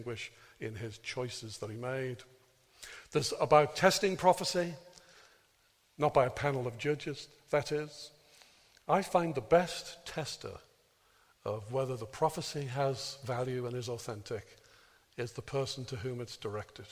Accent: Birkenhead, North West England, United Kingdom; moved away; whenever I used to go home to preach in my hometown of Birkenhead

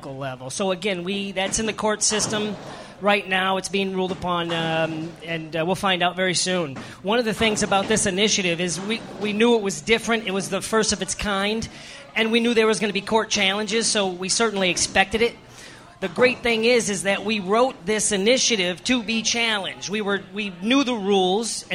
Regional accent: Ohio, United States; I am from Ohio, and I'm proud to be from Ohio.

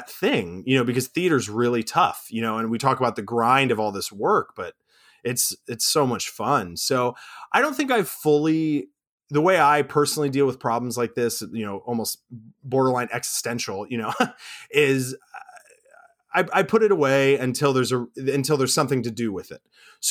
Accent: Orlando, Florida, United States; moved away as an adult; now in New York City, United States; I'm originally from Orlando, Florida

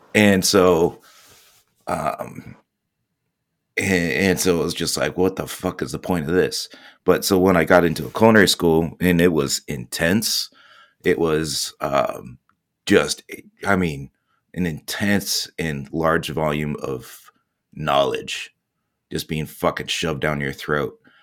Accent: Orange County, Southern California, United States; moved away as an adult; also born or lived in Indianapolis / Dallas; born and raised Southern California, Orange County

